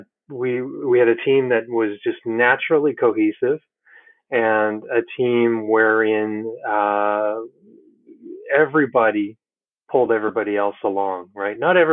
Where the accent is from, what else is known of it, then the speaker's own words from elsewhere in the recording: Burnaby, British Columbia, Canada; I grew up in Burnaby, home of Joe Sakic, Cliff Ronning, Cam Neely